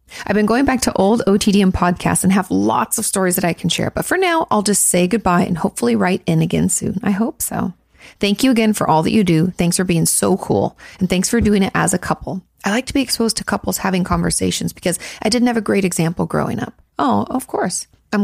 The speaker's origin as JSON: {"language": "English", "region": "New York", "country": "United States", "said": "I'm from New York. I'm 23. I come from an Orthodox Jewish family"}